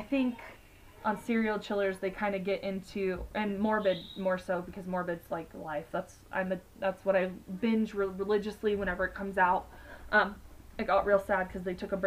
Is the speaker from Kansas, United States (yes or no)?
yes; Kansas, United States; we're from Kansas